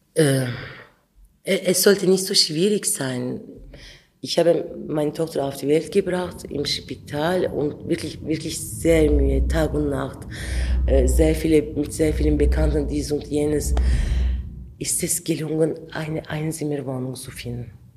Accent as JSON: {"language": "German", "region": "Ankara", "country": "Turkey", "tie": "born or raised there", "also_born_or_lived": "Adıyaman, Turkey", "second_language": "German", "moved": "as an adult", "lives_now": "Switzerland", "said": "Ich bin in Ankara aufgewachsen, aber ich komme aus Adiaman"}